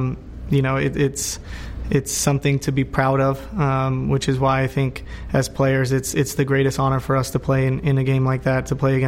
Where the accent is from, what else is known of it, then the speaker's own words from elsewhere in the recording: Chula Vista, California, United States; I grew up in Chula Vista, which is, you know, about 3 to 5 miles away from the border town Tijuana